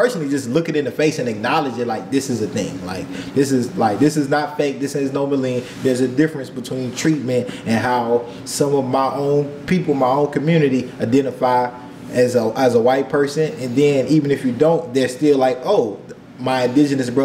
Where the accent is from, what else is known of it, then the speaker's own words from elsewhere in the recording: United States; also born or lived in Paraguay / Costa Rica; I'm American